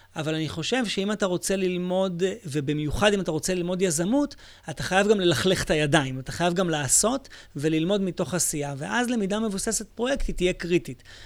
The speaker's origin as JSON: {"language": "Hebrew", "country": "Israel", "said": "אני מישראל"}